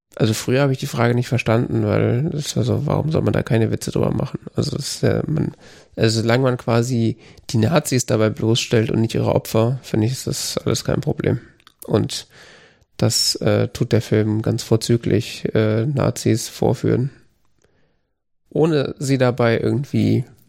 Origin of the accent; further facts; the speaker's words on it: Germany; als Deutscher